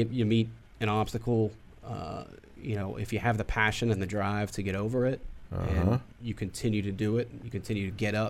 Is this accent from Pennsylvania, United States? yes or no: yes; Pittsburgh, Pennsylvania, United States; moved away